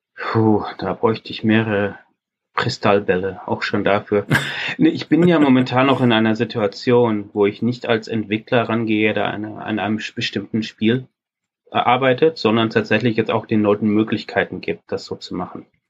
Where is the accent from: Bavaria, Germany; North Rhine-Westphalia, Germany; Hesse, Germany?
North Rhine-Westphalia, Germany; Ruhr area; Ich übrigens als Ruhrpottler